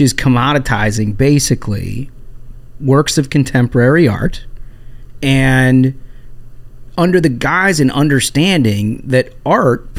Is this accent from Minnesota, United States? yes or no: yes; Minnesota, United States; growing up in Minnesota, we take this stuff very seriously